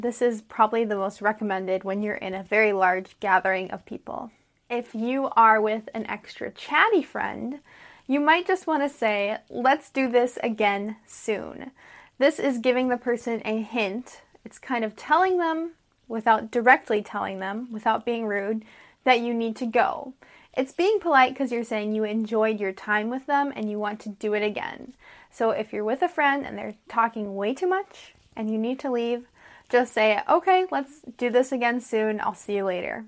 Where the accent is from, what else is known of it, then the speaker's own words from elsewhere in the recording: United States; I'm an American English teacher